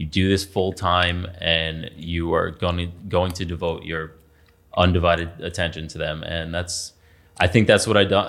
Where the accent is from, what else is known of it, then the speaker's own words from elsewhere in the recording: Patchogue, New York, United States; I grew up in Patchogue.